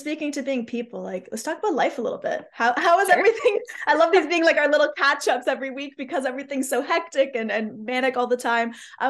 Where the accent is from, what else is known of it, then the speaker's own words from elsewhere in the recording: Canada; I'm a Canadian.